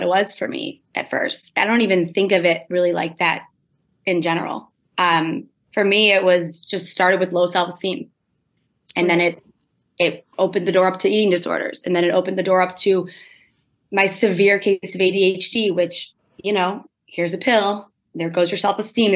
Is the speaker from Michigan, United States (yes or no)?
yes; suburbs of Detroit, Michigan, United States; I grew up in Michigan. I say I grew up in Detroit, but I grew up in the suburbs of Detroit